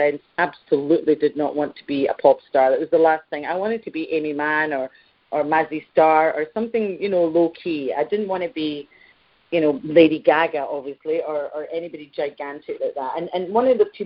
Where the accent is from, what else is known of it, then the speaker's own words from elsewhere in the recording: Scotland, United Kingdom; I'm very Scottish